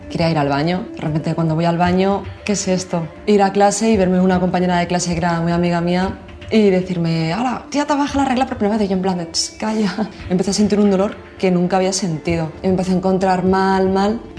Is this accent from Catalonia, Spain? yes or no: no; Marbella, Andalusia, Spain; soy de Marbella, Málaga y me dedico a la industria musical.